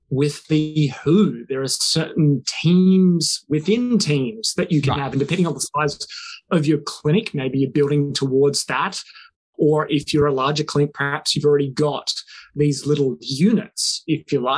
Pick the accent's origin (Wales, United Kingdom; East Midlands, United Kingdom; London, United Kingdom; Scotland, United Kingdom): Wales, United Kingdom; now in South Australia, Australia; I grew up in the country. I grew up in Wales